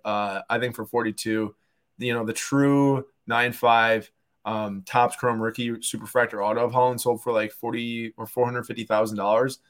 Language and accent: English; Milwaukee, Wisconsin, United States; we are from Milwaukee